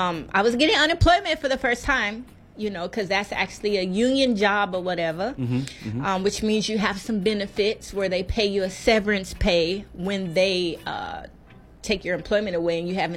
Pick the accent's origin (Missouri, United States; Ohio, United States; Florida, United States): Missouri, United States; Kansas City; moved away as an adult; now in Maui, United States; I'm originally from Kansas City, Chief Nation.